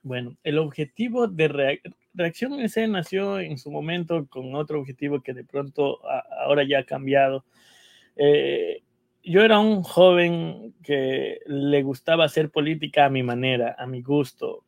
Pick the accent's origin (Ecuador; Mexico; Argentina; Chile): Ecuador; moved away as an adult; now in New York, United States; somos los ecuatorianos